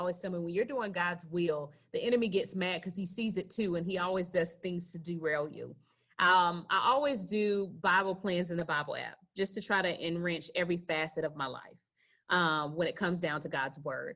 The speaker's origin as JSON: {"language": "English", "area": "Gadsden County, near Tallahassee", "region": "Florida", "country": "United States", "tie": "born or raised there", "said": "We grew up in Gadsden County right outside of Tallahassee"}